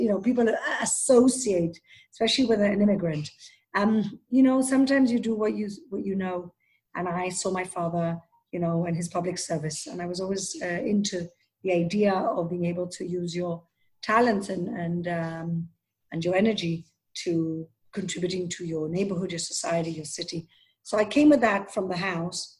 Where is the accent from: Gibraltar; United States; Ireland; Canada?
Gibraltar; moved away as an adult; also born or lived in Israel; now in Jerusalem, Israel; So Gibraltar is a wonderful little British protectorate in southern Spain. So I literally grew up in the Iberian Peninsula, even though I'm British